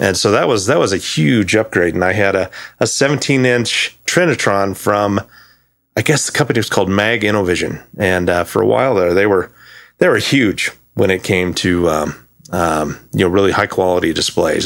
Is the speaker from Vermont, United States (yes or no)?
no; Thermopolis, Wyoming, United States; moved away as an adult; I was born in a town called Thermopolis, Wyoming. Um, lived there up until eighteen.